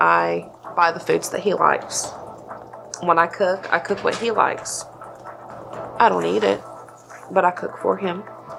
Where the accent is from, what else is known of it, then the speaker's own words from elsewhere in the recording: Fayetteville, Tennessee, United States; I'm 26 years old. I'm from Fayetteville, Tennessee.